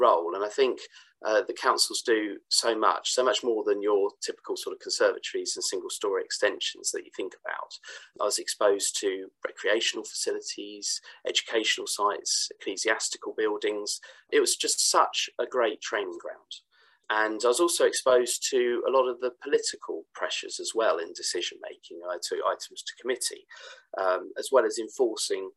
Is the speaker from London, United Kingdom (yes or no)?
no; West Sussex, South East England, United Kingdom; I was brought up in West Sussex, so I have a local connection with the area